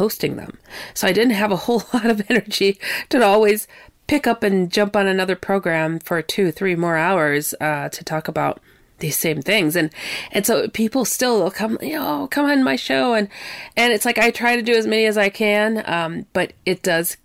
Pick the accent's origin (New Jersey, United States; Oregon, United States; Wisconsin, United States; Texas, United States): Wisconsin, United States; also born or lived in California; where I was raised, though I'm from California. I was raised mostly in Wisconsin